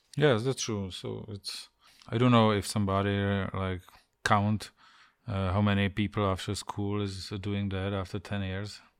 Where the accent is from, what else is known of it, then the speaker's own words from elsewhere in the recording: Ostrava, Moravian-Silesian Region, Czechia; English is a second language; now in Prague, Czech Republic; I was born in Ostrava in some prefab building, you know, everything was gray around